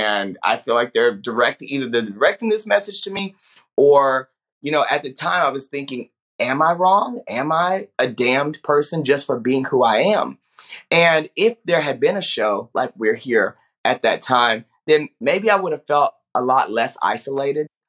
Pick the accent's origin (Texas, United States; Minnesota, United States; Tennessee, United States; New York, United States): Texas, United States; Paris; I grew up in Paris, Texas, okay? A very small town in the northeast of Texas